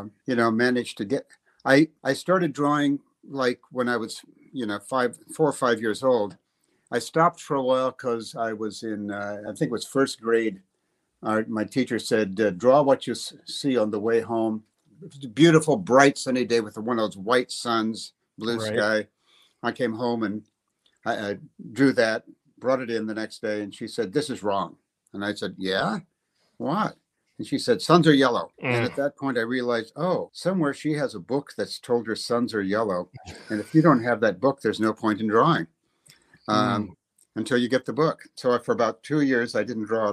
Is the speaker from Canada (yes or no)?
no; Lincoln, Nebraska, United States; moved away as an adult; also born or lived in New York / England / Ireland; I went back to my hometown. I'm living in Lincoln, Nebraska